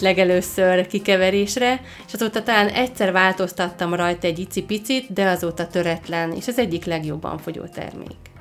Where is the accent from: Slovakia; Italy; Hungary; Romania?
Slovakia; Dunajská Streda, Trnava Region; Én ott is születtem